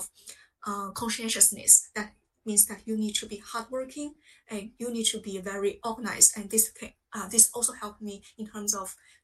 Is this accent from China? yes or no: yes; China; English is a second language; moved away as an adult; now in United Kingdom; I grew up in China.